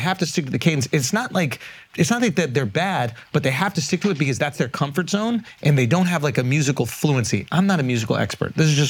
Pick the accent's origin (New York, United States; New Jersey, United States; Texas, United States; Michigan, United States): New York, United States; I grew up in New York, huge